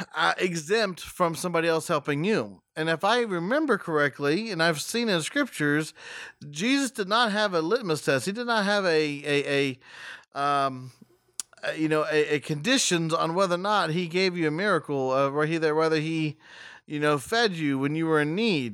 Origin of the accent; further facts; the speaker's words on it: West Texas, United States; I was born in West Texas